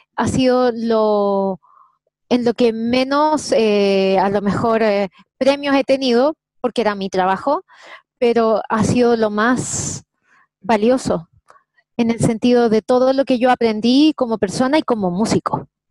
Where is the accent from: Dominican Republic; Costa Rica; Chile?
Chile; Santiago, Santiago Metropolitan Region; also born or lived in Viña del Mar; Nací en Santiago, soy de, original de Santiago de Chile. Eh, me crié aquí en Santiago de Chile.